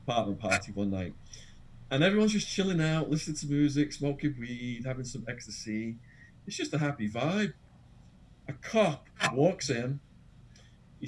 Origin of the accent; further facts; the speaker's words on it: England, United Kingdom; accent: English; moved away as an adult; also born or lived in Arizona; now in London, United Kingdom; my English accent.